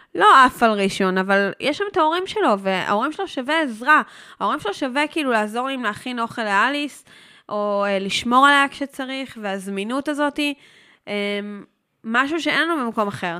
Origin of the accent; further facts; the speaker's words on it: Herzliya, Tel Aviv District, Israel; moved away as an adult; also born or lived in Jaffa; now in Basel, Switzerland; אני נולדתי ברחוב יהודה הלוי בהרצליה